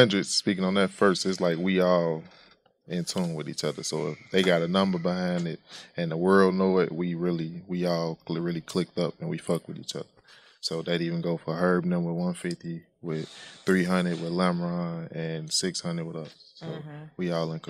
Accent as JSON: {"language": "English", "town": "Chicago", "region": "Illinois", "country": "United States", "said": "I'm from Chicago"}